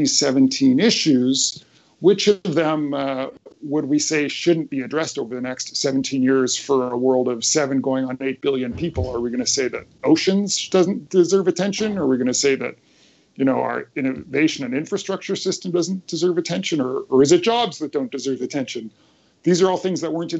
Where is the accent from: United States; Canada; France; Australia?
Canada; in Canada, my home country